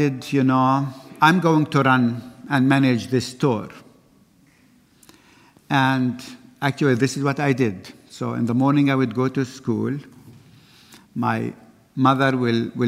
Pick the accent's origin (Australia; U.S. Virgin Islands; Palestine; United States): Palestine; Bethlehem, West Bank; I was born in Bethlehem